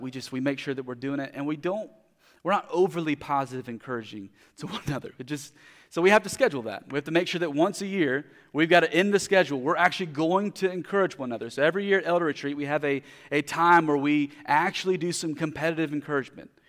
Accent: United States; as a American Christians

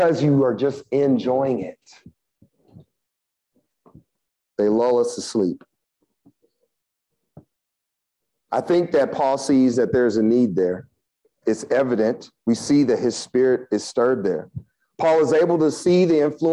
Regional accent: Kansas City, Missouri, United States; When I grew up in Kansas City

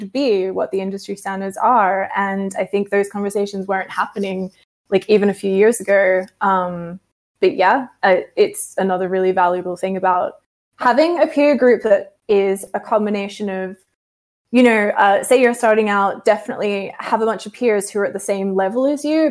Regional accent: Australia; I'm Australian

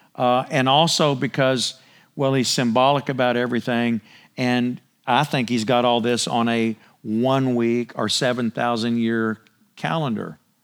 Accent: United States

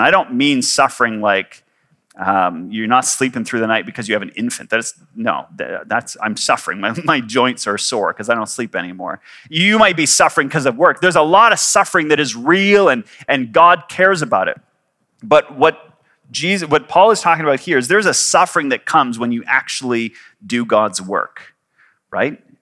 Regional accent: Canada; moved away as an adult; also born or lived in Victoria / Kuwait; I am Canadian.

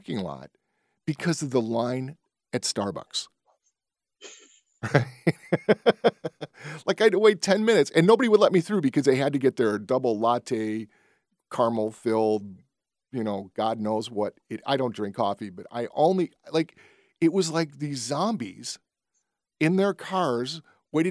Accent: Berwyn, Illinois, United States; I grew up in Berwyn

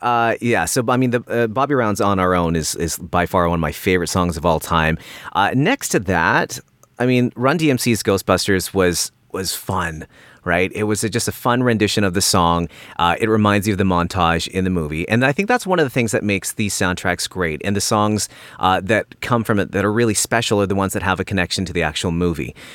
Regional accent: Port Coquitlam, British Columbia, Canada; I grew up in Vancouver, British Columbia, or a, a little suburb called Port Coquitlam

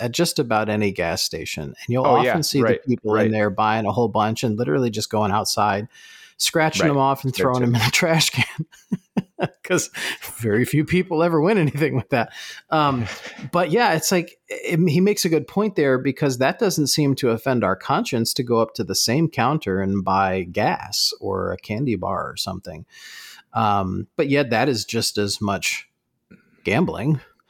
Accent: New Jersey, United States; accent: Jersey; But when I talk with my parents, when I talk with my family, my Jersey accent comes out.

